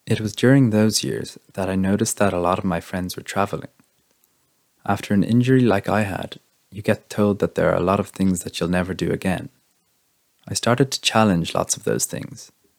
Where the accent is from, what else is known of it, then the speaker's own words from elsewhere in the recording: Leinster, Ireland; I'm from Meath, and I live in the family home in the countryside at the moment, which I love.